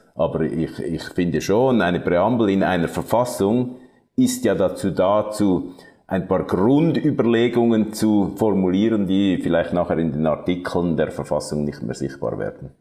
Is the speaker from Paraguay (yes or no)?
no; Zurich, Switzerland; ich bin im Kanton Zürich aufgewachsen